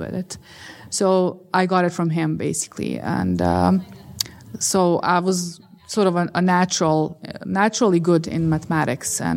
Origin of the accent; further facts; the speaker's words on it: Bosnia & Herzegovina; I grew up in Bosnia